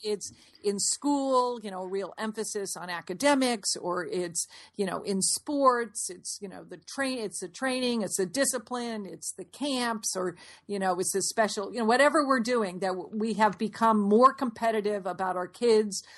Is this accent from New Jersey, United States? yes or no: no; Fairfield, Connecticut, United States; we grew up in Fairfield, Connecticut